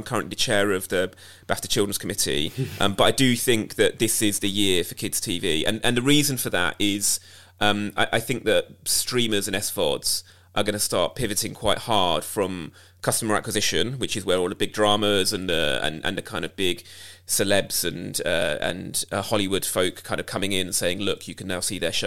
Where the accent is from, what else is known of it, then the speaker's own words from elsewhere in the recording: United Kingdom; as a British Asian